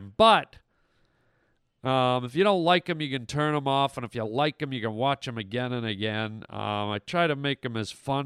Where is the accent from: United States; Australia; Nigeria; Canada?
United States; near Buffalo, New York; moved away; I grew up near Buffalo